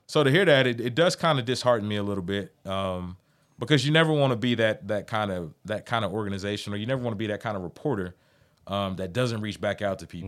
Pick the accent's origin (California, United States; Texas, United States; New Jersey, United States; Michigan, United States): Texas, United States; Amarillo; I'm from the Heights